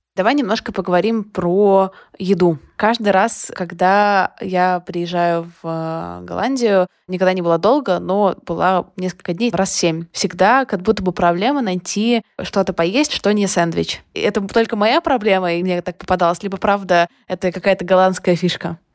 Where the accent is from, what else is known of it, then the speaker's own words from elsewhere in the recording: Odesa, Odesa Oblast, Ukraine; когда я росла, этого было очень много как будто вот воспитываем всей Одессой